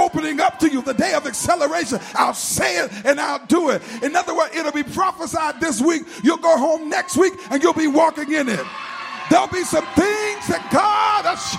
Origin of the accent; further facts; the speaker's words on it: North Carolina, United States; I'm from North Carolina